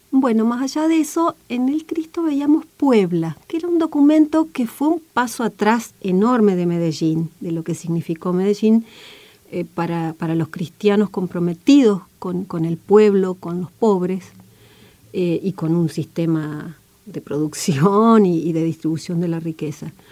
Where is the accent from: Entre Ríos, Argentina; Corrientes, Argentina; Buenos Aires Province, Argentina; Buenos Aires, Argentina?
Entre Ríos, Argentina; Federal; yo soy de Federal, que está en el centro norte de la provincia de Entre Ríos, es una zona de monte, de monte cerrado, para mí de una enorme belleza, muy, muy, muy agreste